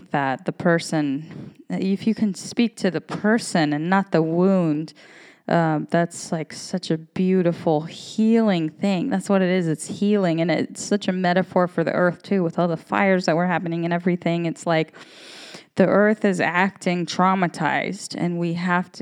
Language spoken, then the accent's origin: English; United States; I am an American woman